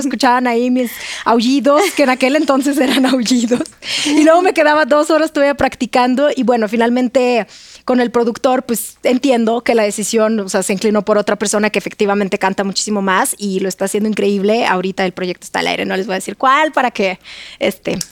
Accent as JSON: {"language": "Spanish", "country": "Russia", "second_language": "Spanish", "moved": "as an adult", "lives_now": "Mexico", "said": "yo soy de Rusia"}